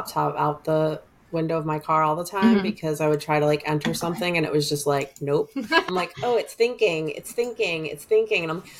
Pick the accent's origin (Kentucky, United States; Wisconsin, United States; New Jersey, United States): New Jersey, United States; I'm from New Jersey